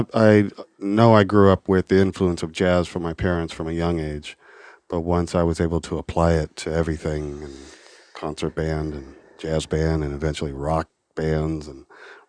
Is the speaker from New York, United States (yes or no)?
no; Los Angeles, California, United States; also born or lived in Dayton, Ohio; I grew up pretty much in the L.A. area.